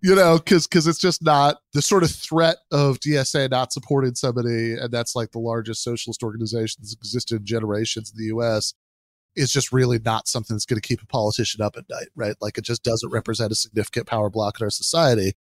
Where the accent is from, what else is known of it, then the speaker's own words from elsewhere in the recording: Michigan, United States; my home state of Michigan